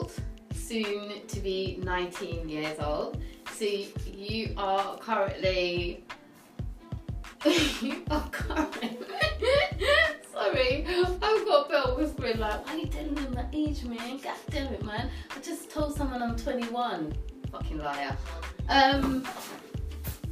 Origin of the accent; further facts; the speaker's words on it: United Kingdom; we're British, we're from the UK